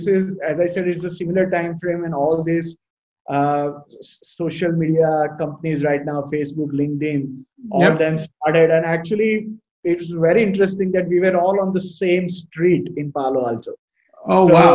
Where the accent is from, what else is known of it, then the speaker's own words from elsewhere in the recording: Ahmedabad, Gujarat, India; moved away as an adult; also born or lived in Los Angeles, United States / Bay Area, United States; born and brought up in Ahmedabad and always an Ahmedabadi by heart